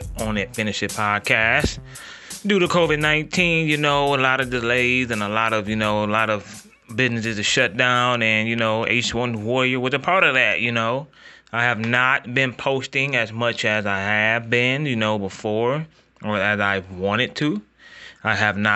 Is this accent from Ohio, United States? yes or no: yes; Ohio, United States; I am from Ohio